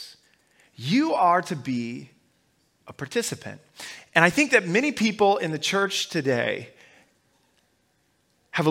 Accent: Omaha, Nebraska, United States; I grew up in Omaha, Nebraska

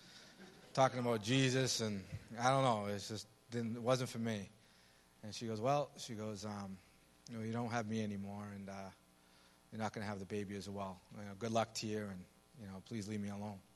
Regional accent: Medford, Massachusetts, United States; I'm from Medford, Massachusetts

